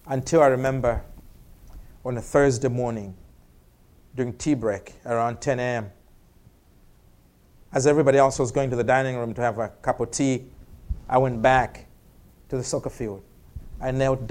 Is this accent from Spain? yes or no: no; Malawi; accent: African; moved away as an adult; where do you come from? I said, Malawi.